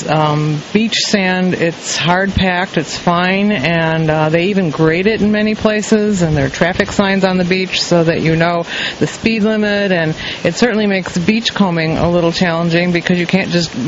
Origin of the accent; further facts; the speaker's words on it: Chicago, Illinois, United States; We're from the Windy City area